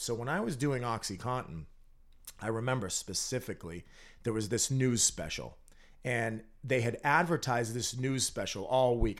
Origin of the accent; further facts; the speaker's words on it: North Andover, Massachusetts, United States; I grew up in North Andover.